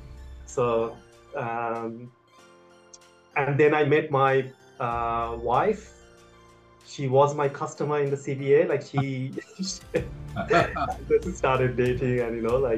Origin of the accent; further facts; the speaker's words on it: India; moved away as an adult; now in Sydney, Australia; I come from India, and I came in 2006.